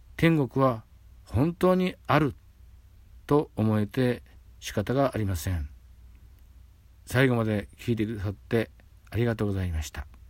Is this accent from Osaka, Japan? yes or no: no; Hasami, Nagasaki, Japan; now in Sasebo, Japan; 子供の頃生まれ故郷の波佐見町